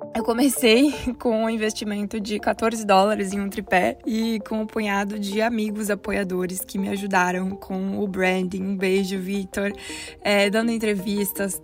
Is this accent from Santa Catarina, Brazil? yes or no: yes; Blumenau, Santa Catarina, Brazil; moved away as an adult; also born or lived in Curitiba, Brazil / Manchester, United Kingdom / Canada / United States; Eu sou de Blumenau, Santa Catarina